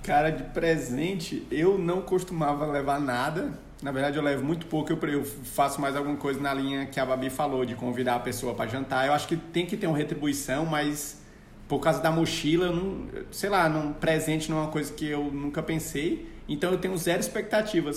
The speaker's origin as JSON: {"language": "Portuguese", "town": "Fortaleza", "region": "Ceará", "country": "Brazil", "also_born_or_lived": "Campinas / Maranhão", "moved": "yes", "said": "eu sou de Fortaleza. Ceará"}